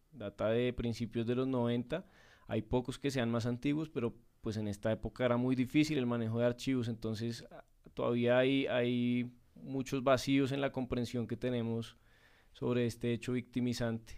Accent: Colombia; como colombianos

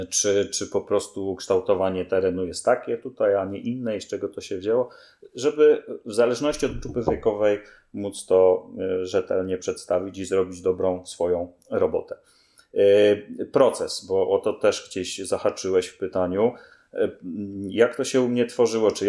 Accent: Greater Poland, Poland; ja jestem z Wielkopolski i Dolnego Śląska się cały czas uczę

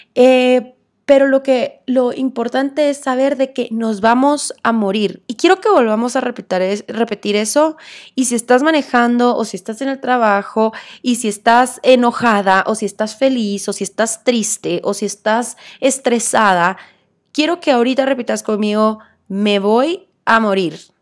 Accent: Guatemala; como buena guatemalteca

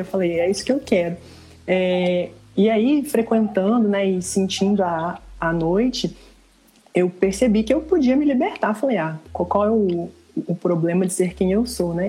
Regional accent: Ipatinga, Minas Gerais, Brazil; now in Viçosa, Brazil; Eu estou na minha cidade natal, que é Ipatinga

